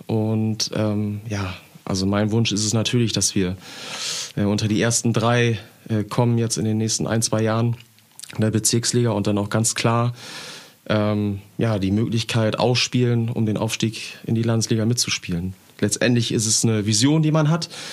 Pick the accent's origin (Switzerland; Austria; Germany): Germany; Emden, Lower Saxony; ich bin in Herentor groß geworden hier in Emden